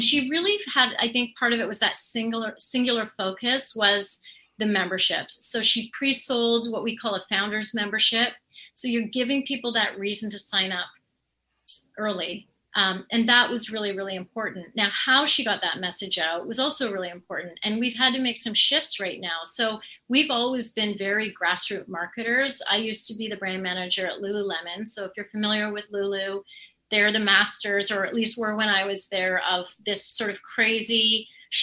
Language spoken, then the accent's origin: English; Canada; I'm Canadian